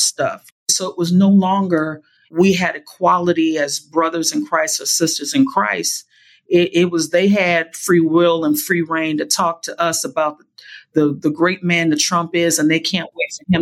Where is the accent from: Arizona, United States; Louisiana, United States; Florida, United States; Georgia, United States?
Louisiana, United States; New Orleans; moved away; also born or lived in California; I was raised in New Orleans